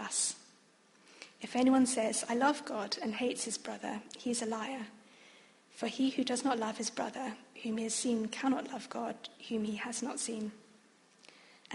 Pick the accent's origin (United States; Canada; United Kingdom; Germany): United Kingdom; also born or lived in Oxford / Australia; I was born in the UK, but having both a Chinese and a Vietnamese background